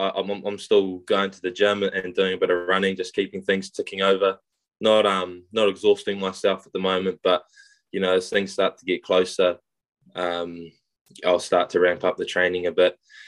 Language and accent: English; Whakatane, Bay of Plenty, New Zealand; I'm from New Zealand. I grew up in a town called Whakatane. I've been here my whole life.